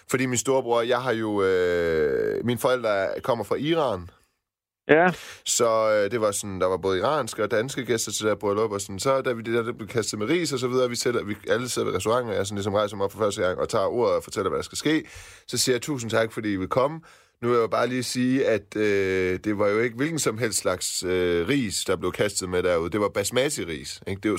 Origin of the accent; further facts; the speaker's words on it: Silkeborg, Central Denmark Region, Denmark; accent: Jutlandic; first language Persian; Danish is a second language; født øh, i Silkeborg.